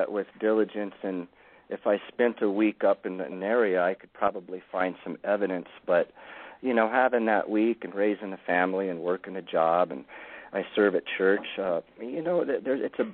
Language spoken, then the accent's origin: English; Lookout Mountain, Colorado, United States; I was raised on Lookout Mountain, Colorado.